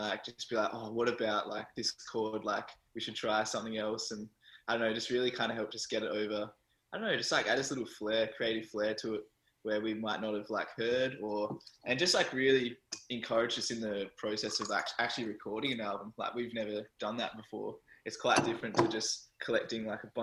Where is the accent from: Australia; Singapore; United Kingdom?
Australia; Bunbury, Western Australia; the scene down there, there's not really much of a music scene, unfortunately. Like, I was like the only year 12 music student in my year at school